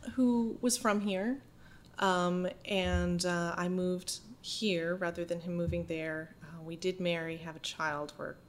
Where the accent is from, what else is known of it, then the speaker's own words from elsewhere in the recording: Holden, Maine, United States; Yeah. I'm from a small town outside of Bangor mm-hmm. called Holden. And my family has been there for generations, you know, old Yankee family.